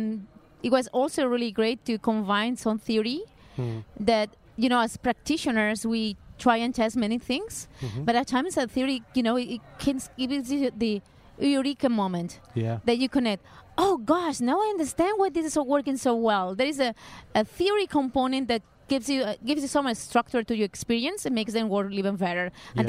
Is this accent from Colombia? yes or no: no; Barcelona, Catalonia, Spain; English is a second language; now in Lisbon, Portugal; I am originally from Barcelona, but I'm living in Lisbon.